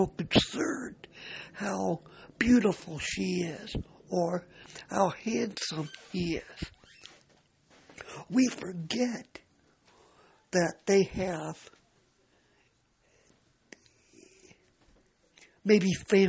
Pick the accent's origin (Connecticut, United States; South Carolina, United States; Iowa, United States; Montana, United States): Iowa, United States; Cedar Rapids; I am from Cedar Rapids, Iowa